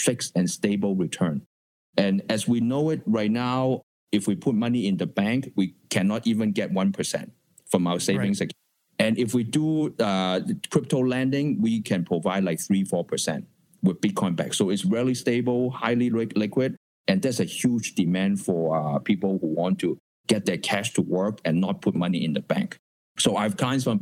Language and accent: English; Hong Kong; moved away; I was born in Hong Kong